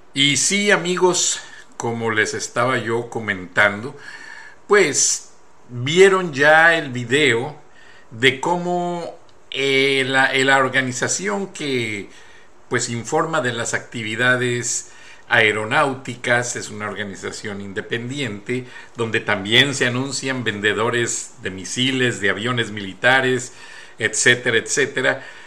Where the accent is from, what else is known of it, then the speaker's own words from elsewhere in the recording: near Salamanca, Guanajuato, Mexico; la refinería de Salamanca, ahí cerca de mi pueblo